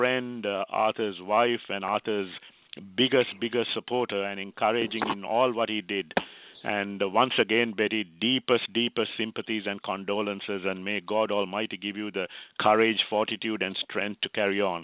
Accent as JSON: {"language": "English", "country": "Sri Lanka", "moved": "yes", "lives_now": "Herndon, Virginia, United States", "said": "a Sri Lankan"}